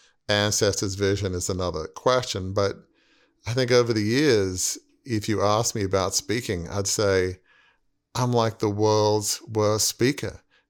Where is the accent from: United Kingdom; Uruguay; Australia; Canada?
Australia; I remember at an early age, teenage, growing up in Australia, in my mind's eye, I saw myself taking a leading role in Fairfax Media